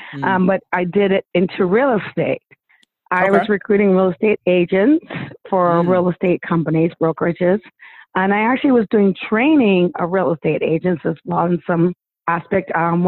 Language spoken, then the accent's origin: English; Australia; well, we're from Australia